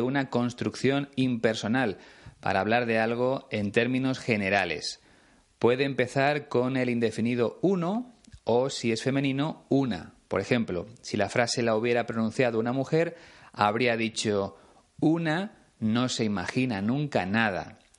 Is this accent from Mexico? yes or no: no; Spain; en mi país, en este caso en León